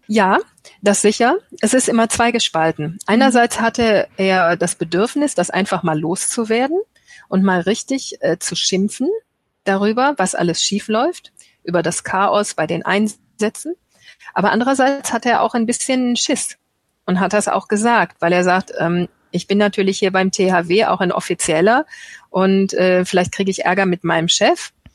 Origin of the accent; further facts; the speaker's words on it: Germany; wir ja heute als Deutsche